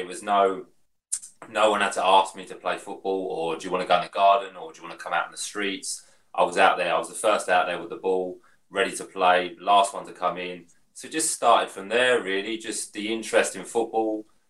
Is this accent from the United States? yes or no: no; Hastings, South East England, United Kingdom; I'm born and bred in Hastings.